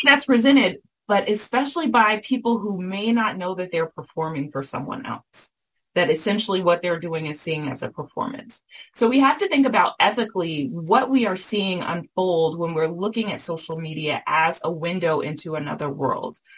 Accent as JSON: {"language": "English", "region": "the South", "country": "United States", "tie": "born or raised there", "said": "I was raised in the South"}